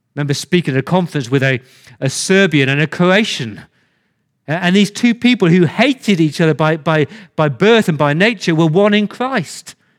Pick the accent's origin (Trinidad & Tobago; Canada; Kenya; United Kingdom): United Kingdom; England; now in Australia; I came to Australia as an Englishman